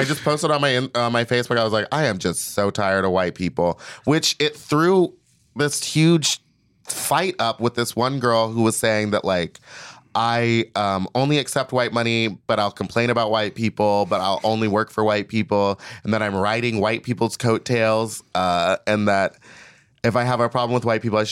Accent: Texas, United States; I grew up in Texas.

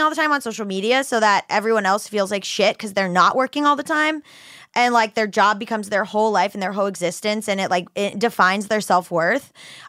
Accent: Hollywood, Florida, United States; also born or lived in Fort Lauderdale; now in Los Angeles, United States; Hollywood, Florida, literally where I grew up.

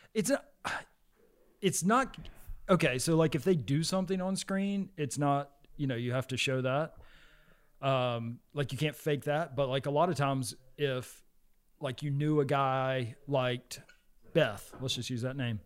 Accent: the South, United States; moved away; whenever I was growing up in the South

